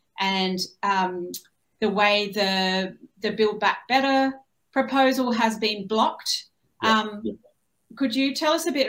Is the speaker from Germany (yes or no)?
no; Australia; Being Australian, I see US politics playing out a little bit at a distance